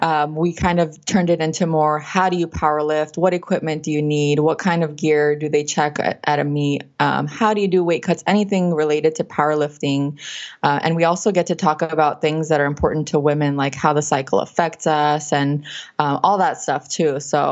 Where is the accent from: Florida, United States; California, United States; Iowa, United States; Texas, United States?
California, United States; Los Angeles; California. I'm from California.